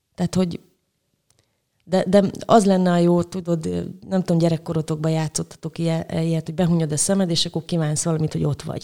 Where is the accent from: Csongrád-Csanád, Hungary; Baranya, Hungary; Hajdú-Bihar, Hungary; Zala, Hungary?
Hajdú-Bihar, Hungary; Debrecen; moved away as an adult; also born or lived in Budapest; now in Szeged, Hungary; Szeretem Debrecent, mert ott születtem, meg ott töltöttem a gyerekkoromat